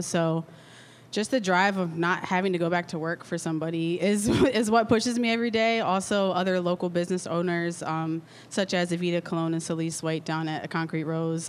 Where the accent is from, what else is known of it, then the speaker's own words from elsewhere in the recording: Lancaster, Pennsylvania, United States; I'm locally from Lancaster. I went to McCaskey born and raised.